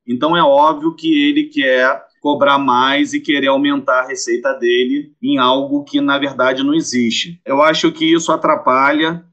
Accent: Rio de Janeiro, Brazil; eu sou carioca

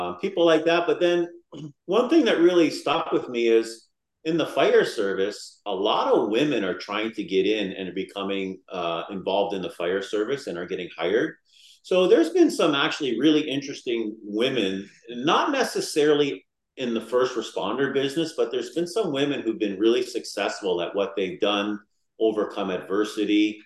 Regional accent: Niagara Falls, Ontario, Canada; I was born and raised in Niagara Falls.

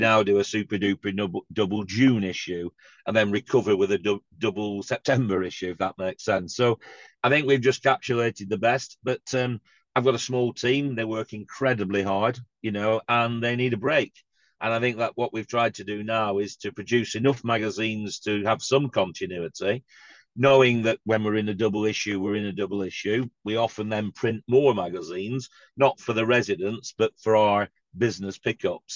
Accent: Blackburn, North West England, United Kingdom; I'm from Blackburn myself

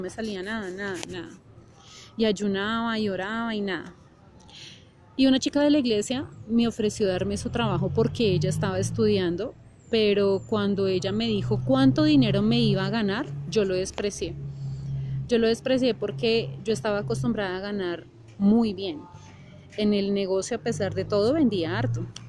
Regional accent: Bogotá, Colombia; yo nací en Bogotá, Colombia.

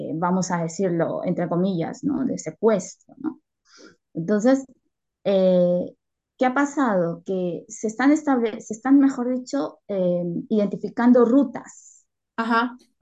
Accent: Peru; now in Spain; yo que soy peruana

